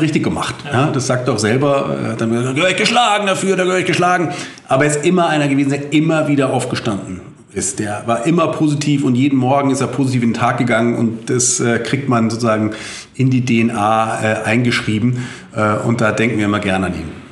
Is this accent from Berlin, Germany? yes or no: no; Bavaria, Germany; bei uns in Bayern